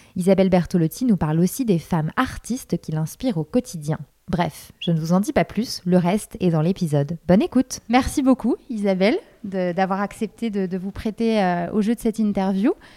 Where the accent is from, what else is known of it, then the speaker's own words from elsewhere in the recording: Lyon, Auvergne-Rhône-Alpes, France; Je suis lyonnaise